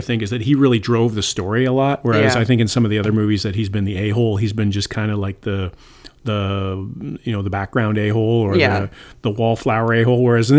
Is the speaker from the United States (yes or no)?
no; Canada; moved away; I'm from Canada.